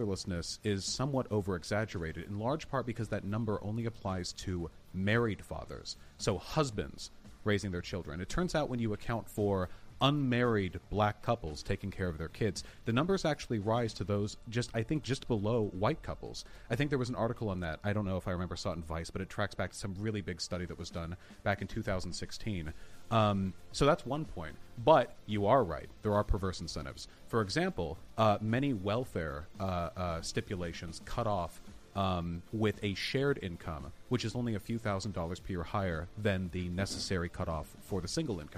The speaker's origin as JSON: {"language": "English", "town": "Beverly Hills", "region": "California", "country": "United States", "tie": "born or raised there", "said": "I grew up in Beverly Hills"}